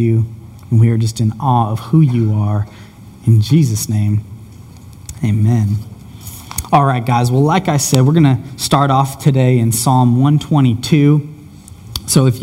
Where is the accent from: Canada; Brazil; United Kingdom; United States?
United States; moved away as an adult; I'm from Washington, and I just moved out here a few months ago